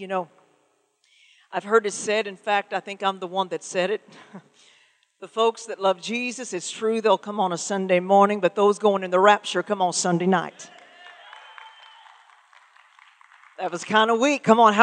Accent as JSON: {"language": "English", "town": "Muskogee", "region": "Oklahoma", "country": "United States", "said": "I am from Oklahoma, from Muskogee, Oklahoma, which means I am an official, genuine, authentic …."}